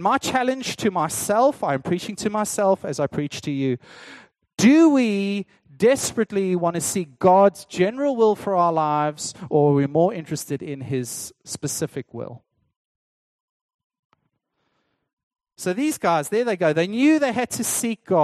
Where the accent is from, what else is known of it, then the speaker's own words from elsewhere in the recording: South Africa; as a South African